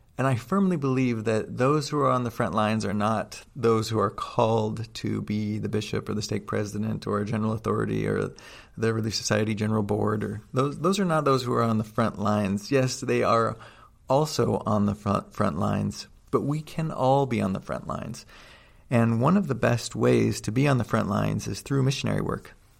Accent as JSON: {"language": "English", "area": "outside of Seattle", "region": "Washington", "country": "United States", "tie": "born or raised there", "also_born_or_lived": "Utah", "moved": "yes", "said": "I grew up outside of Seattle"}